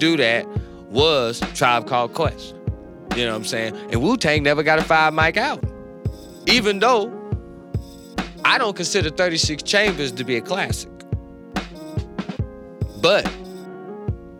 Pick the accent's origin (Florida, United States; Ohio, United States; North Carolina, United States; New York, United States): North Carolina, United States; I'm from North Carolina.